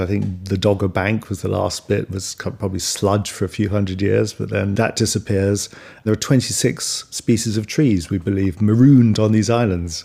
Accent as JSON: {"language": "English", "area": "Kent and Sussex", "region": "South East England", "country": "United Kingdom", "tie": "born or raised there", "said": "I grew up in Kent and Sussex, surrounded by woods, on the fringes of London"}